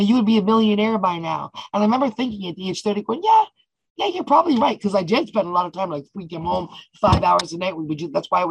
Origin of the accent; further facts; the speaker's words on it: Toronto, Ontario, Canada; also born or lived in Ottawa; when I was 10, I moved to Toronto